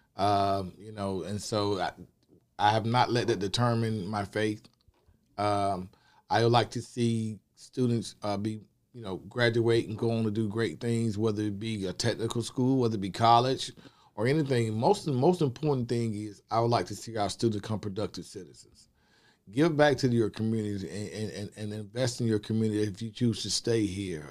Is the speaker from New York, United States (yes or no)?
no; Athens, Georgia, United States; I was born and raised here in Athens, Georgia